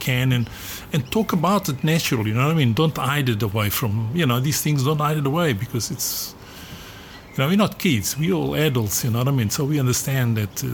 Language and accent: English; Mozambique; also born or lived in South Africa / Australia; now in Portugal; I was born in Mozambique